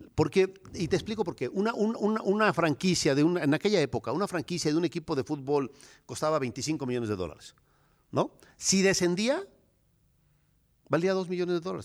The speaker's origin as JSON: {"language": "Spanish", "town": "Cuernavaca", "region": "Morelos", "country": "Mexico", "tie": "born or raised there", "said": "Yo nací en Cuernavaca, Morelos, ahí en el mero Zócalo, en el mero centro."}